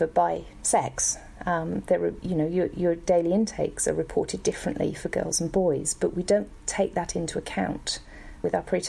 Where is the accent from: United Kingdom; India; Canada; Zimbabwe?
United Kingdom; moved away as an adult; also born or lived in London / New Zealand; I grew up in Brockwith in the UK